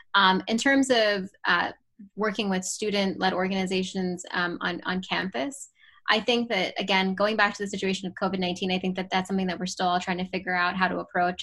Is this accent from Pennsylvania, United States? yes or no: yes; Pittsburgh, Pennsylvania, United States; also born or lived in Baltimore, Maryland; I was born in Baltimore, Maryland, and I grew up in the Pittsburgh area and went through K through 12